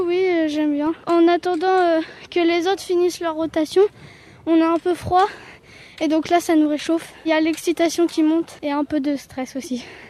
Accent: Versailles, Île-de-France, France; j'ai 13 ans et euh, je viens de Versailles

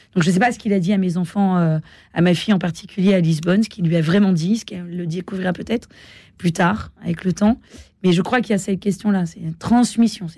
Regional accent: France; en tant que Française

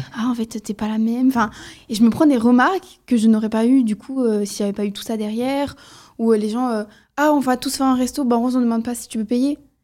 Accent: the South, southern France, France; je viens du Sud

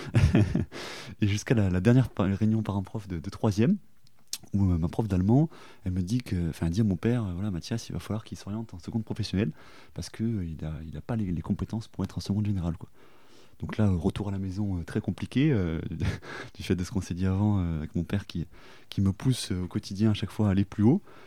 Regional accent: Toulouse, Occitania, France; moved away as an adult; also born or lived in Périgueux / Australia; je suis né à Périgueux, mais j'ai fait toute ma vie à Toulouse

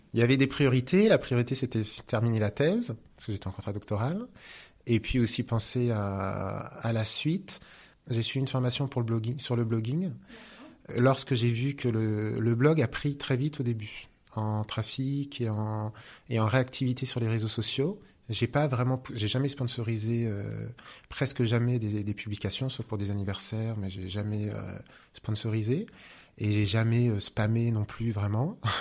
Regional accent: Normandy, France; je suis normand

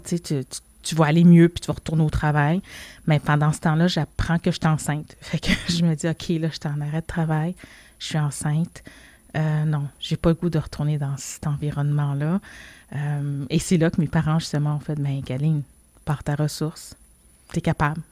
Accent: Montreal, Quebec, Canada; also born or lived in Laval; je suis née ici, je suis née à Montréal, dans le quartier de Saint-Michel. Euh, puis quand mes parents, ils ont déménagé, dans le fond, sur la rive nord, à Laval

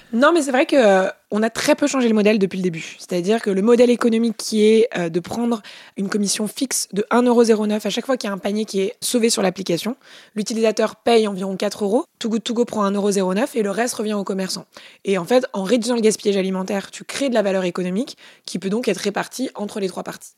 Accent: Paris, Île-de-France, France; Je suis née à Paris avec des parents qui ont pu me payer mes études.

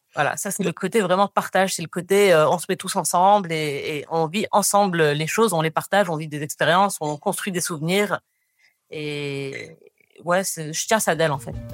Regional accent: Rabat, Rabat-Salé-Kénitra, Morocco; also born or lived in Paris / Montréal; now in Casablanca, Morocco; J'ai grandi à Rabat. Euh, j'ai passé donc toute mon enfance à Rabat

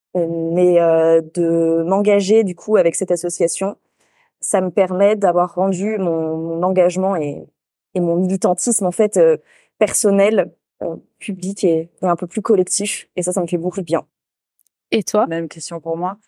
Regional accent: Île d'Oléron, Nouvelle-Aquitaine, France; moved away; pour moi, c'est le d'Oléron

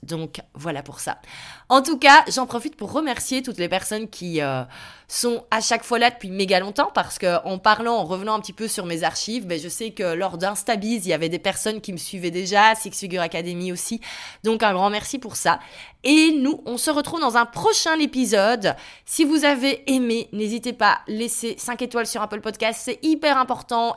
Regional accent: Belgium; je suis belge, donc ma société est en Belgique

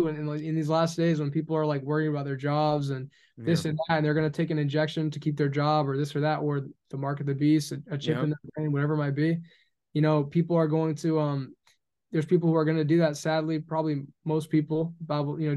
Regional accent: United States; I'm an American

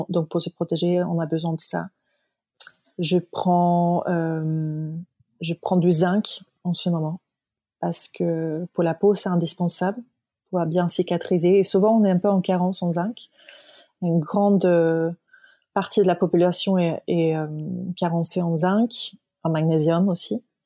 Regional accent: Stockholm, Stockholm County, Sweden; moved away; Stockholm, ma ville natale

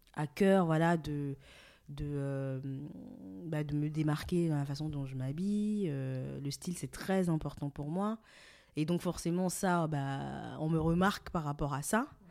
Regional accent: Cotonou, Littoral, Benin; moved away as an adult; also born or lived in Lille, France; now in France; Donc je suis née et j'ai grandi au Bénin, à Cotonou

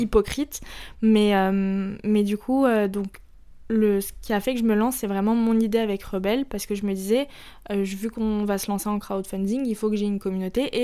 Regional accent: Paris, Île-de-France, France; also born or lived in Lebanon (ancestry); Je suis libanaise, mais j'ai toujours vécu ici.

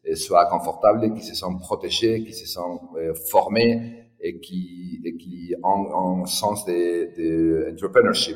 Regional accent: Madrid, Community of Madrid, Spain; moved away as an adult; also born or lived in France / Barcelona; je suis né à Madrid euh, il y a 50 ans

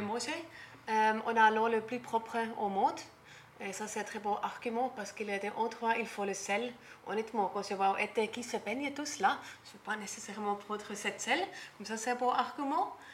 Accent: German-speaking Switzerland, Switzerland; accent: Swiss German; French is a second language; moved away as an adult; also born or lived in Bora Bora, French Polynesia; now in French Polynesia; je viens de la Suisse, Suisse allemand. Comme ça, je ne peux pas cacher mon accent

